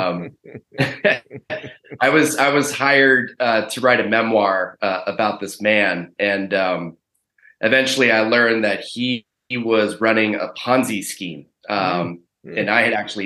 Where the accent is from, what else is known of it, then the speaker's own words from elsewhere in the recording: Pacific Northwest, United States; I grew up in the Pacific Northwest, and I went to college at the University of Washington